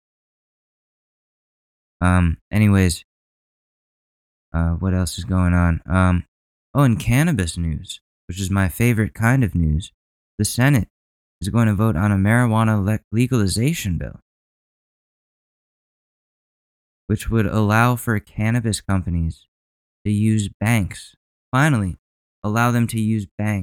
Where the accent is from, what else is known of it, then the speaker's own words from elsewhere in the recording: Ridgefield, Connecticut, United States; moved away; my hometown state of Connecticut, my home state of Connecticut